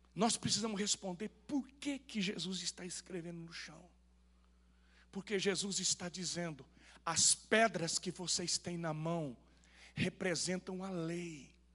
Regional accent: Rondônia, Brazil; Eu nasci em Rondônia

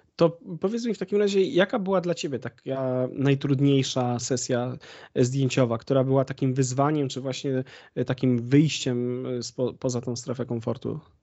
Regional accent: Konin, Greater Poland, Poland; moved away as an adult; now in Bydgoszcz, Poland; ja pochodzę z Konina, wiesz, y, a mieszkam póki co w Bydgoszczy

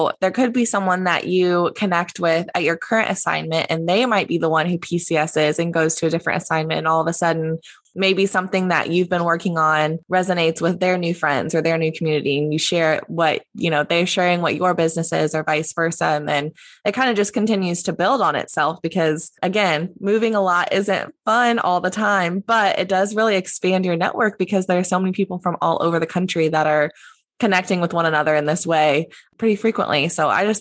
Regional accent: Indiana, United States; moved away; my hometown of, you know, Indiana

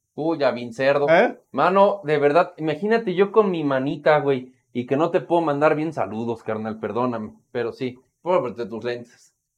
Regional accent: Mexico; como mexicanos

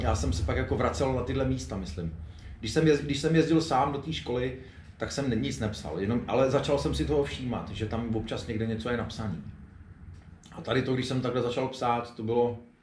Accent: Prague, Czechia; jako Pražák

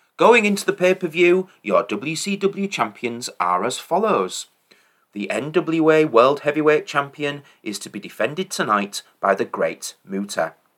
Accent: England, United Kingdom; as an Englishman

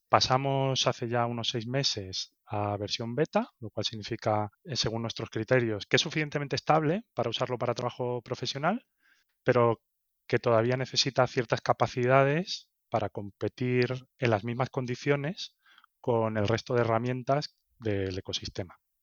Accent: Seville, Andalusia, Spain; moved away as an adult; also born or lived in Barcelona / Berlin / Madrid; Nací en Sevilla, en España, y bueno, estudié allí

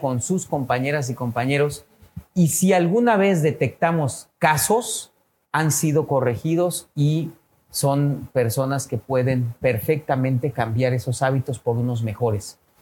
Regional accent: Mexico; México, nuestro país tan querido

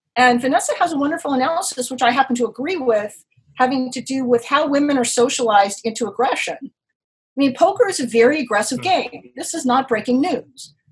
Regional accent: Los Angeles, California, United States; now in New York City, United States; I grew up in Los Angeles, California, and I've been in New York for 30 years

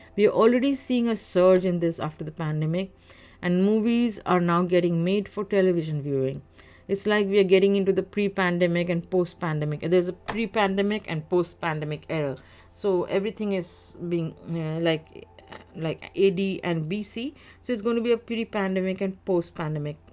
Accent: India; now in Canada; that ghastly second wave in India, in which my home country was sent into a state of shock

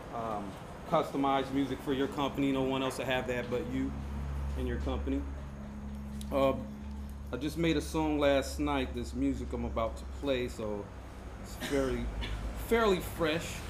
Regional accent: Fort Wayne, Indiana, United States; moved away as an adult; now in Puerto Viejo, Costa Rica; I'm from Indiana, Fort Wayne, Indiana, United States

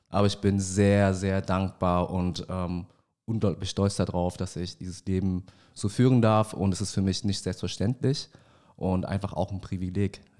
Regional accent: Vietnam; Ich bin 31 Jahre alt, gebürtiger Vietnamese

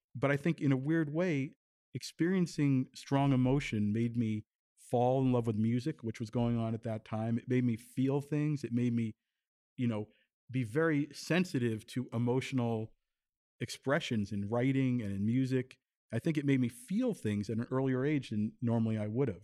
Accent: Tenafly, New Jersey, United States; also born or lived in New York City; I was born in New York City, grew up I guess that for a year or so in the village where my parents were, but then they moved to Tenafly, New Jersey

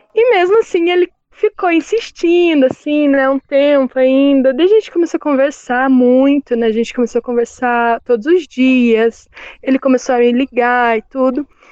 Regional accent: Paraná, Brazil; eu sou aqui do Paraná

